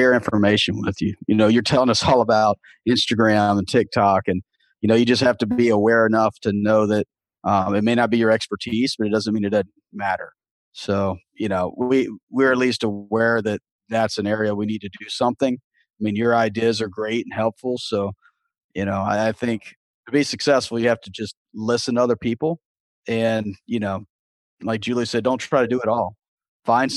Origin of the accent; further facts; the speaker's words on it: Southeast Texas, United States; moved away; I grew up in Southeast Texas